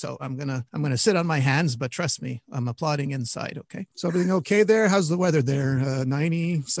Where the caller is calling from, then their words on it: Montreal, Quebec, Canada; That hurts because I'm calling from Montreal.